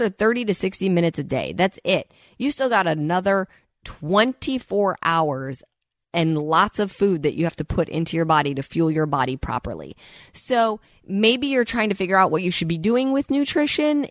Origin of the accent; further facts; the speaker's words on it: Midwest, United States; moved away as an adult; now in Los Angeles, United States; I purposely moved to Los Angeles for a reason when I was twenty years old. I grew up in the Midwest